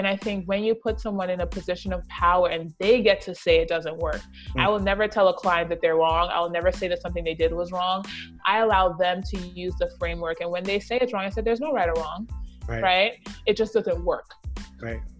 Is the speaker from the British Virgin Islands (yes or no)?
yes; British Virgin Islands; moved away; the British Virgin Islands, that is where I was raised in the Caribbean